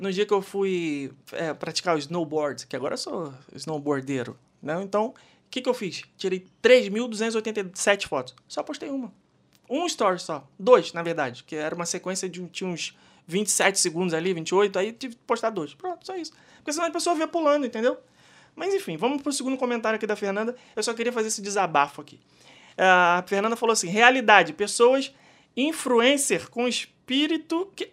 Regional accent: Brazil; Do Brasil

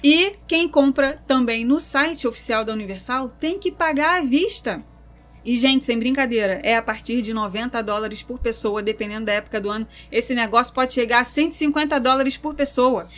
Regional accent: Rio de Janeiro, Brazil; nós somos do Meyer

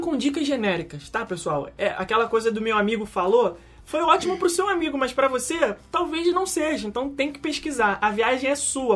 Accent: Brazil; como nós somos brasileiros e a língua que mais fácil é identificada pela nossa audição é o português

